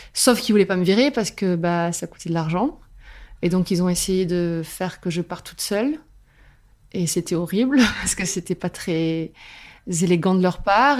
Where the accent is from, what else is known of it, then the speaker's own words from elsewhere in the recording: Albi, Occitania, France; now in Toulouse, France; je suis originaire d'Albi et je vis à Toulouse